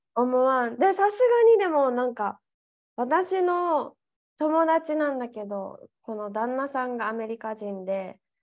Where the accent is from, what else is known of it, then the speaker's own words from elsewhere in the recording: Japan; now in Spain; 日本人だから